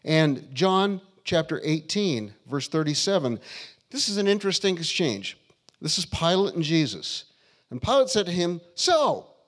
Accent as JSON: {"language": "English", "country": "United States", "said": "I'm American"}